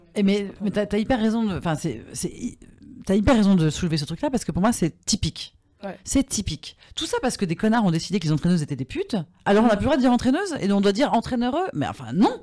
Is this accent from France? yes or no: yes; France; je suis française.